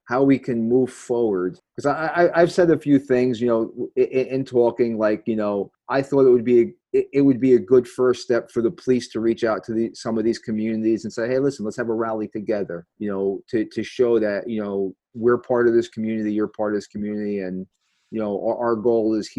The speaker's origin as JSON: {"language": "English", "town": "Lodi", "region": "New Jersey", "country": "United States", "tie": "born or raised there", "said": "I grew up in Lodi"}